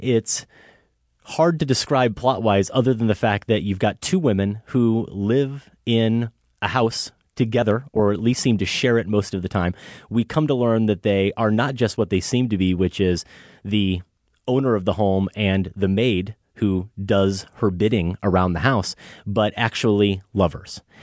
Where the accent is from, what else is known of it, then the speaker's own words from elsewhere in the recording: Iowa, United States; now in Chicago, United States; I'm from Iowa. I don't have a Chicago accent.